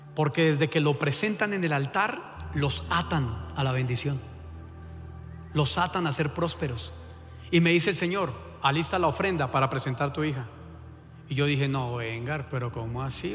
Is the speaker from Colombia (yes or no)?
yes; Colombia; como buen colombiano